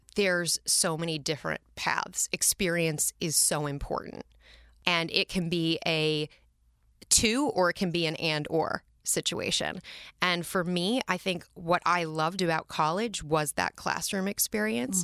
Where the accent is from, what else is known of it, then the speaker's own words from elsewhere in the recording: Minneapolis, Minnesota, United States; now in New York City, United States; We grew up in Northeast Minneapolis in the city proper